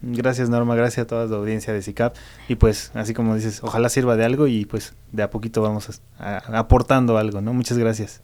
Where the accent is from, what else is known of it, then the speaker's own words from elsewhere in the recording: Mexico; nosotros como mexicanos